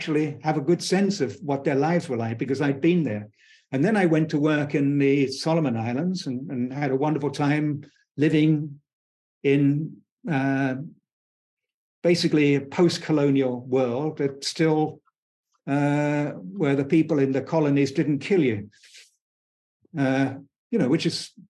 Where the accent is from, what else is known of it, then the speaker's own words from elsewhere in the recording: United Kingdom; I was born in Britain towards the end of the British Empire